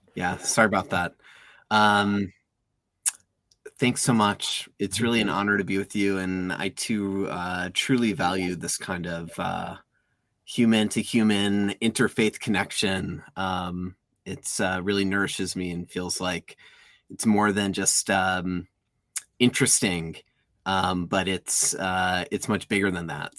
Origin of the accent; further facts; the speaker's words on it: outside of Chicago, Illinois, United States; I grew up outside of Chicago